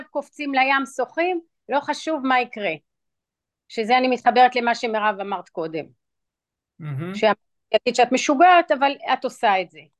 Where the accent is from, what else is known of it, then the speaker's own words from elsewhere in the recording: Israel; also born or lived in New York; ואני אציין שאני גדלתי גם בישראל וגם בניו יורק